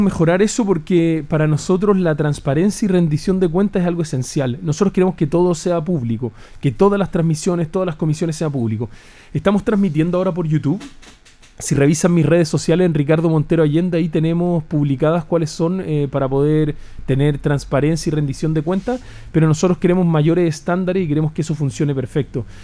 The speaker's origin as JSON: {"language": "Spanish", "country": "Chile", "said": "como chileno común y corriente"}